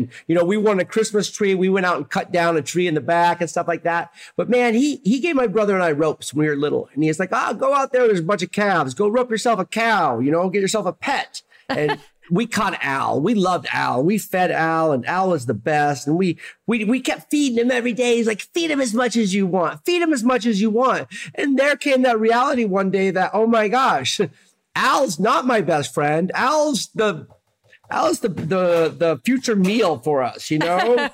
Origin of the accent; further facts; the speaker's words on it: Oregon, United States; now in San Diego, United States; That Pacific Northwest upbringing really defines the way I cooked my entire career